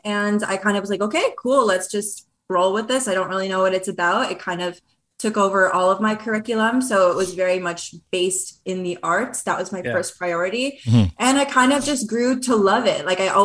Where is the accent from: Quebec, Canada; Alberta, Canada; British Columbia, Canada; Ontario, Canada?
Ontario, Canada; Brampton; also born or lived in Toronto; now in Vancouver, Canada; I grew up in Brampton, Ontario